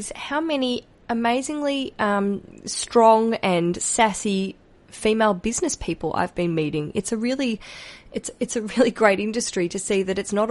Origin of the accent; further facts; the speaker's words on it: Australia; It's me being Australian